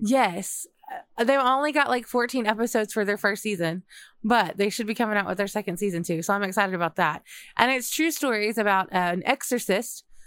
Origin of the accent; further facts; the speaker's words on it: Texas, United States; I grew up in Texas